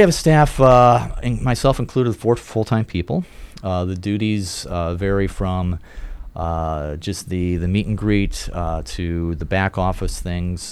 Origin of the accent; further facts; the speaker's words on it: Hammond, Indiana, United States; I grew up in the Chicago area, actually, northwest Indiana. Uh, grew up in Hammond